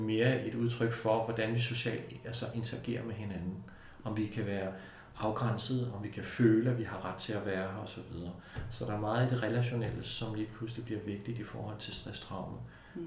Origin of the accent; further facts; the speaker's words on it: Denmark; i Danmark har vi en kultur, som er, er, er meget lidt voldelig.